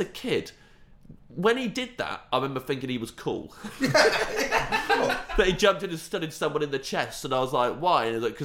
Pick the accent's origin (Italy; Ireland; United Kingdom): United Kingdom; Kettering, East Midlands; I'm from Kettering